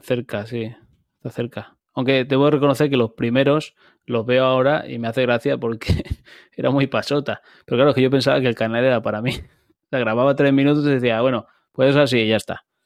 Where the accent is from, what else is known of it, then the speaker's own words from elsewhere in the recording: Turís, Valencian Community, Spain; soy de aquí, de donde yo vivo, de Turís